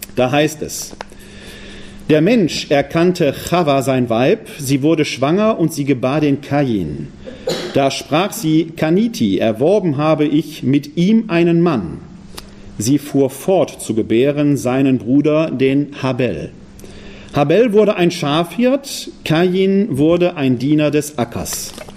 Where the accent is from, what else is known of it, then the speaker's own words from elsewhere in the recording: Essen, North Rhine-Westphalia, Germany; moved away; Ich habe zwar einige Jahre im Rheinland gelebt, bin aber von der Herkunft ein Ruhrgebietsmensch. Ich komme aus Essen